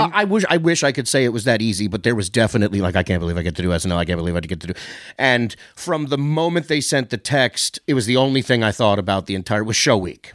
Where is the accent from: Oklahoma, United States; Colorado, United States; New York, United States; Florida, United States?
New York, United States; moved away; I grew up in New York.